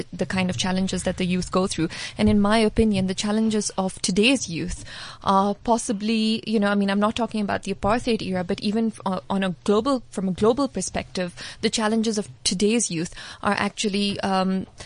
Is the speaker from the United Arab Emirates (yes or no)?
yes; Dubai, United Arab Emirates; moved away as an adult; now in South Africa; I grew up in Dubai